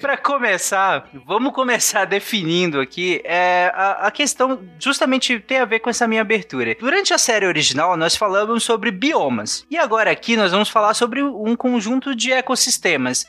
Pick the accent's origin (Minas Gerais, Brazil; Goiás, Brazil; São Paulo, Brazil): Goiás, Brazil; Goiânia; Eu sou de Goiânia